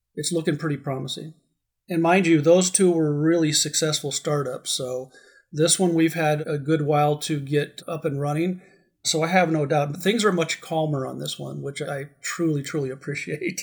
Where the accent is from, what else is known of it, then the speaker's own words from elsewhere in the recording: Arizona, United States; also born or lived in Southern California; I am glad to be grounded back in my home state